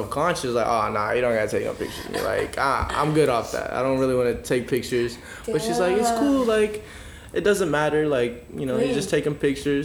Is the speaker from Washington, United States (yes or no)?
yes; Seattle, Washington, United States; moved away as an adult; also born or lived in Atlanta; now in San Francisco, United States; I was born and raised in Seattle, but I've had experience living in, like, Atlanta. I moved out here for college